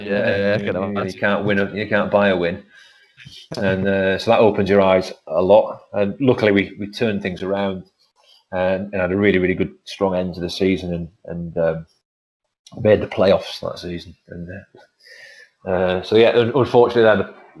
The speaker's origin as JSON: {"language": "English", "area": "Lake District", "region": "North West England", "country": "United Kingdom", "also_born_or_lived": "Lancaster / Wilmslow", "moved": "yes", "said": "I'm from the Lake District originally."}